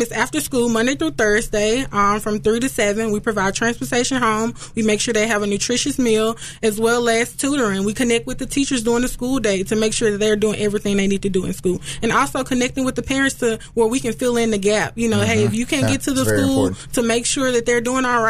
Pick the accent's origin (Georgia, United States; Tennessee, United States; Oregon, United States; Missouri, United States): Tennessee, United States; Memphis; we grew up in Fraser also